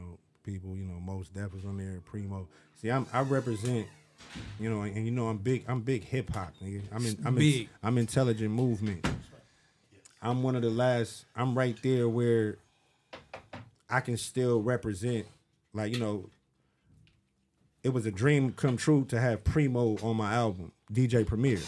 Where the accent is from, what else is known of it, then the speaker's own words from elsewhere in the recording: Carson, California, United States; I'm from DeLamo